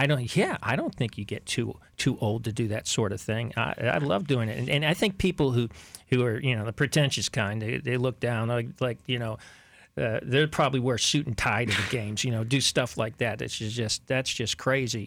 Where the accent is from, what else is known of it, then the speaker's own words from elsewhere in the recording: Miami, Florida, United States; the sport in town where I was growing up in Miami